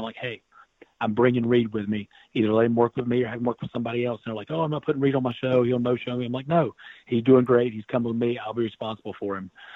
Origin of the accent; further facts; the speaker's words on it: North Carolina, United States; I'm from North Carolina